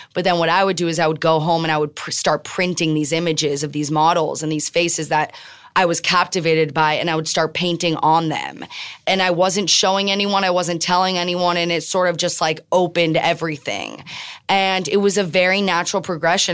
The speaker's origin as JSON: {"language": "English", "town": "Miami", "region": "Florida", "country": "United States", "tie": "born or raised there", "also_born_or_lived": "Tel Aviv / New York", "moved": "yes", "said": "I'm born and raised in Miami"}